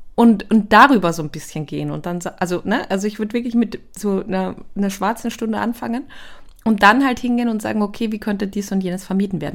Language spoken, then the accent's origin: German; Austria; ich komme aus Österreich